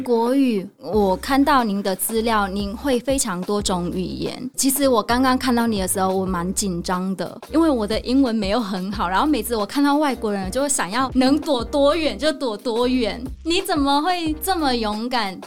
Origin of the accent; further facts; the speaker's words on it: Vietnam; Chinese is a second language; moved away as an adult; now in Taiwan; 我从小到大就是在越南长大，然后我出国的第一个地方来到的是台湾，所以我那时候来到台湾的时候也是第一次搭飞机